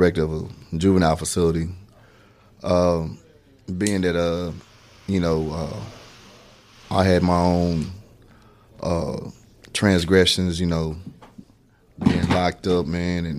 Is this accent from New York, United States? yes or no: no; Fort Worth, Texas, United States; also born or lived in Waco, Texas; I was born in Waco, but I was brought up in Fort Worth. I come from a community called Highland Hills.